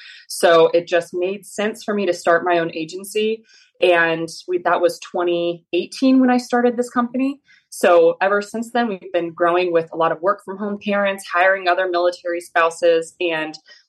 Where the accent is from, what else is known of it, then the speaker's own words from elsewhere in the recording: Kansas, United States; moved away as an adult; I am from Kansas. I grew up there from a farming family, multi-generational 4-H'ers